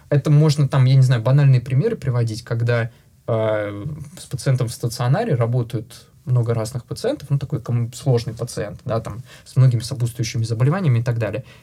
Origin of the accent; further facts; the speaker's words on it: Russia; русскоязычный сооснователь, а, россиянин, а, не только даже русскоязычный, я единственный а, россиянин, сооснователь э, в нашей компании.